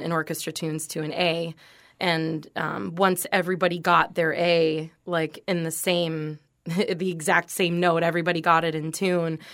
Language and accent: English; North Port, Florida, United States; also born or lived in Venice, Florida; I grew up in Northport, Florida, which is about an hour north of here